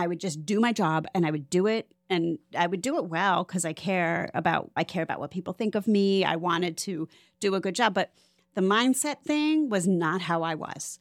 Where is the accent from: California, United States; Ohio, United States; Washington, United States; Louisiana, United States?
Ohio, United States; Cleveland; moved away as an adult; now in Florida, United States; I'm from Cleveland, which is why I came here t, at twenty-five